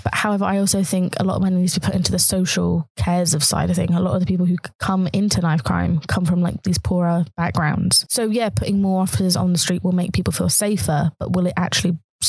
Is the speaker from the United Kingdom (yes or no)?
yes; United Kingdom